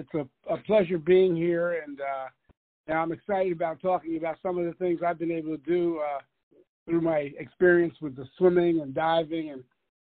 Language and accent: English; East Orange, New Jersey, United States; And he was a physical director at the several YMCAs up in New Jersey, where I'm from. I'm from East Orange, New Jersey. And so he was a physical director at the YMCAs, and I grew up at the YMCA.